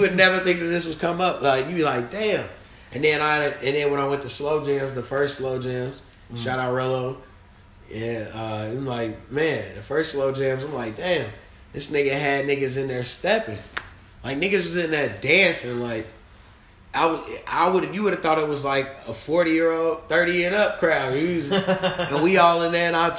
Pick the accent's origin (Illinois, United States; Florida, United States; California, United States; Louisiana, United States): Illinois, United States; Chicago; I'm from Chicago